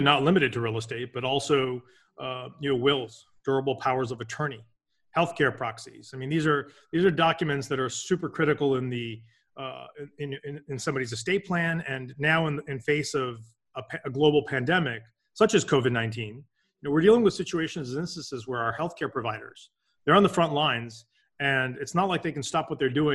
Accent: Boston, Massachusetts, United States; So born and raised in Boston, I did my undergrad here

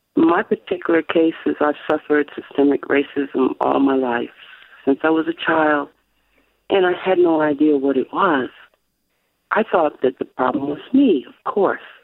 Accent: France; I was born in France.

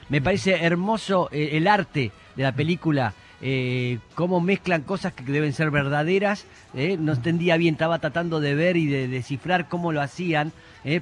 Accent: Argentina

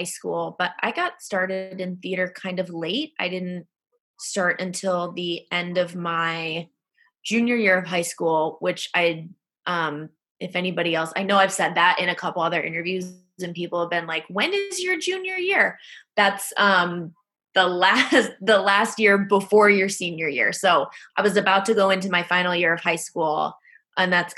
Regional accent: Iowa, United States; now in Chicago, United States; I grew up in the Midwest, and I grew up in Iowa

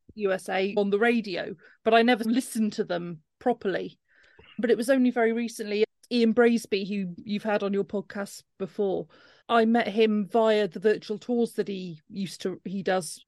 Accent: Cornwall, South West England, United Kingdom; now in Cardiff, United Kingdom; I come from Cornwall originally

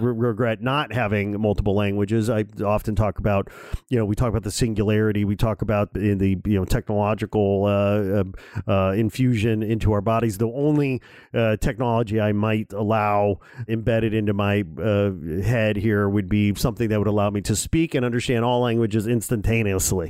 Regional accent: Gary, Indiana, United States; I was born in Gary, Indiana

